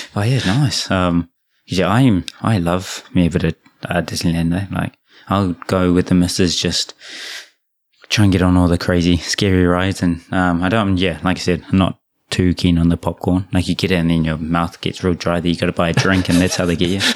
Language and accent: English; Japan; when I was born in Japan thirty years ago.